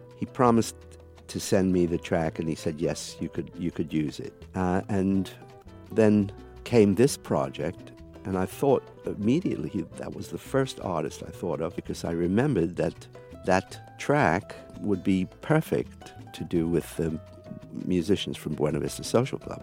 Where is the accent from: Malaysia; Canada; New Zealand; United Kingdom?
United Kingdom; England; I come from England